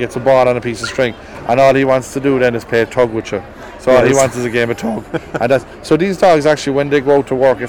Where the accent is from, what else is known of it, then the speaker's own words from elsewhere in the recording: Cork, Munster, Ireland; I'm from Cork and I'm based in Cork City